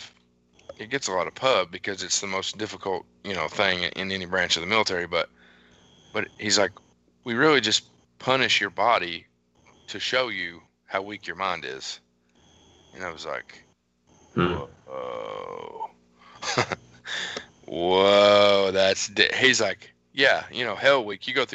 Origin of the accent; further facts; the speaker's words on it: Appalachia, United States; I'm from Appalachia